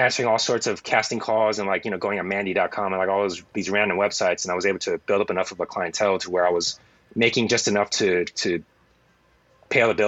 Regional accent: San Francisco Bay Area, California, United States; moved away as an adult; I'm from the San Francisco Bay Area

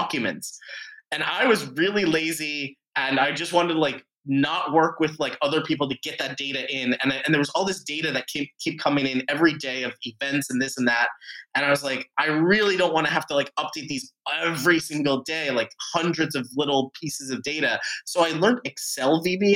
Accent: Florida, United States; moved away as an adult; also born or lived in Chicago; I'm from Florida.

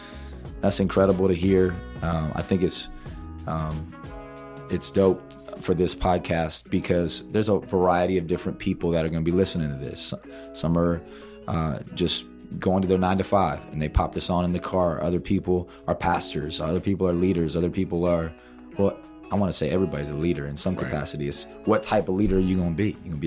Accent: Georgia, United States; You know, through growing up in Georgia, long church services, youth group, transactional relationships, Georgia Tech, dark season, traded to the Raiders, in a way getting a fresh start.

